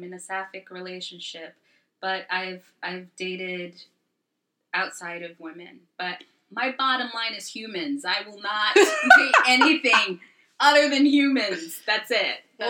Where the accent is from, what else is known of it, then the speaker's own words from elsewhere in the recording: Brooklyn, New York, United States; born there; Also, I was born in Brooklyn, even though I've been raised in other countries. I always come back to Brooklyn.